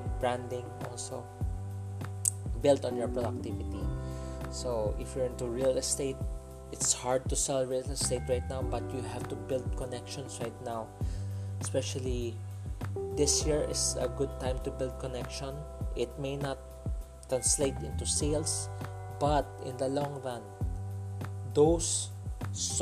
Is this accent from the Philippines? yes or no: yes; Philippines; I'm a Filipino, so I use Tagalog word